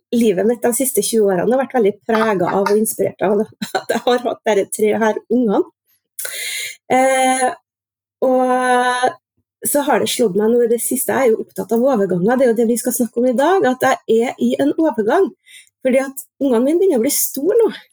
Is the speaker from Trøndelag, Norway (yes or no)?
yes; Orkdal, Trøndelag, Norway; now in Trondheim, Norway; jeg er trønder. Opprinnelig fra Orkdalen, men har vært bosatt i Trondheim i over 20 år nå.